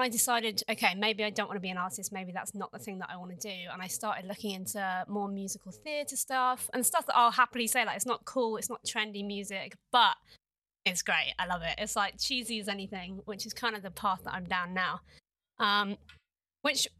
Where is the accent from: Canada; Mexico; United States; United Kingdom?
United Kingdom; England; I definitely define myself as quite English